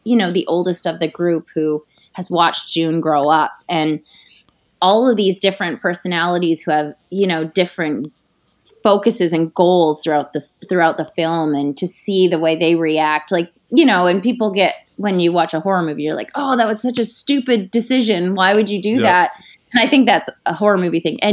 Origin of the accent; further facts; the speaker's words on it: Canada; I'm from Canada, from like a small town in Canada.